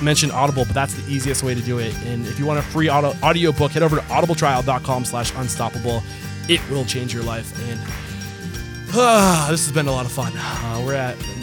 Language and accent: English; United States; I'm an American